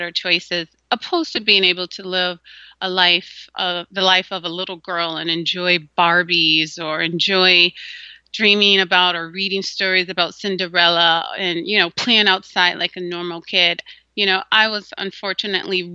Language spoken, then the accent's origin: English; Gary, Indiana, United States; moved away; also born or lived in Minnesota; We grew up in Gary, Indiana, and then we transitioned to Minnesota later